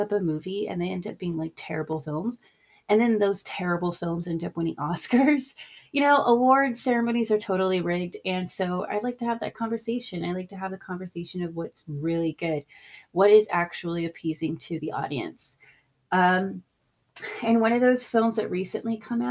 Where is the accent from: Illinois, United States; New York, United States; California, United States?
California, United States; I grew up in California